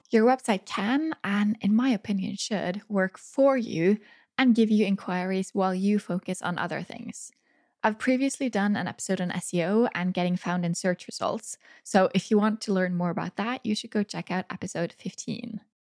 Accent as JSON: {"language": "English", "country": "Norway", "tie": "born or raised there", "said": "right here in my hometown"}